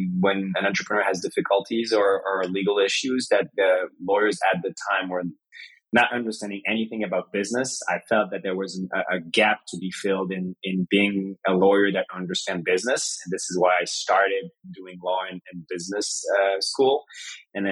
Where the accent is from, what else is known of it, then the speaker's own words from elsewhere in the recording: France; I was born in France, you know, 85. Life was great. My father was an entrepreneur. My mother was American. Grew up like any kid in France